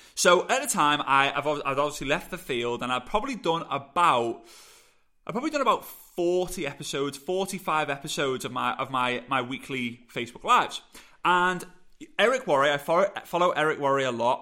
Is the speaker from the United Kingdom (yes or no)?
yes; England, United Kingdom